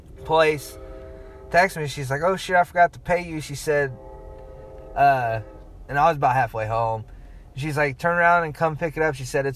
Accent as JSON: {"language": "English", "town": "Muncie", "region": "Indiana", "country": "United States", "said": "I'm from Muncie"}